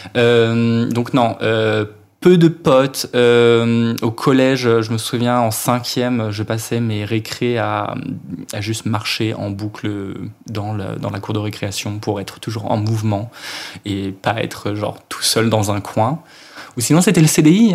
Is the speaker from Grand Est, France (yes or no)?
no; Finistère, Brittany, France; je viens de Bretagne, du fin fond du trou du cul de la Bretagne, euh, Finistère